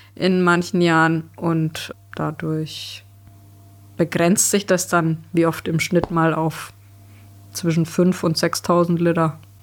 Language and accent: German; Germany; bei uns in Deutschland